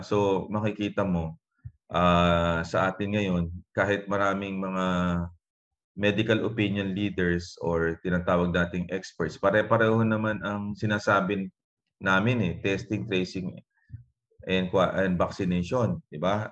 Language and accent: Tagalog; Calapan, Mimaropa, Philippines; isa lang doktor sa amin sa Kalapan, uh, Mindoro.